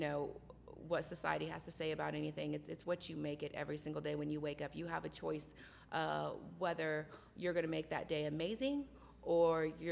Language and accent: English; Hutchinson, Kansas, United States; moved away as an adult; now in Wichita, United States; I was born and raised in Hutchinson, about 45 minutes away from here. And I moved here when I was 20